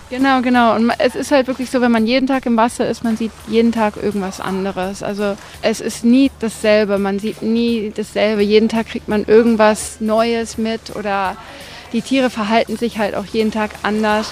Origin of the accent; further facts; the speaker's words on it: Spain; moved away as an adult; also born or lived in Austria; now in Maldives; meine Mutter ist Deutsche, mein Vater ist Spanien. Wir sind in Spanien halt aufgewachsen.